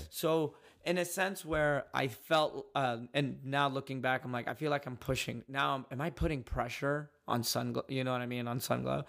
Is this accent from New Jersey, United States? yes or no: no; Dallas, Texas, United States; I grew up in Dallas, and we were the only Yemeni family over there